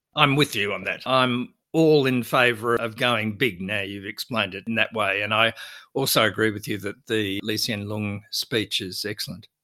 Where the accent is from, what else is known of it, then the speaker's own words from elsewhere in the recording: Australia; our country